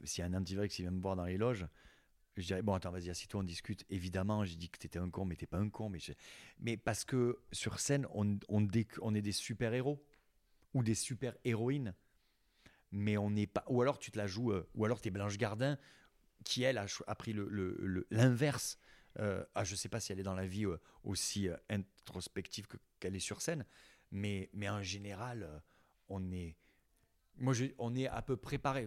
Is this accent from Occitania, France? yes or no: yes; near Collioure, Occitania, France; moved away; Et tu te retrouves là où tu as grandi. Moi, ils ont gardé ma chambre, je dis d'ado intacte.